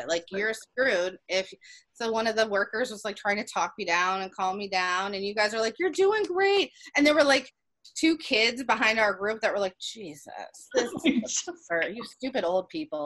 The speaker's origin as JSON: {"language": "English", "region": "Ohio", "country": "United States", "also_born_or_lived": "Philadelphia", "moved": "yes", "lives_now": "Virginia, United States", "said": "we're from Ohio, but we moved here from Philly"}